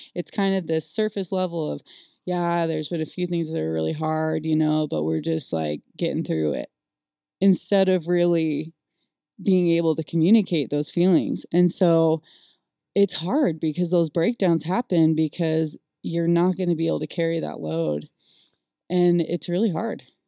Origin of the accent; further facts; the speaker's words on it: California, United States; I was born and raised in California